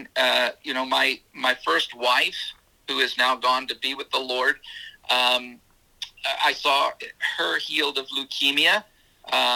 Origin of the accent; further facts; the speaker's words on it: South Carolina, United States; now in Florida, United States; I'm from South Carolina originally, so we're in Florida now.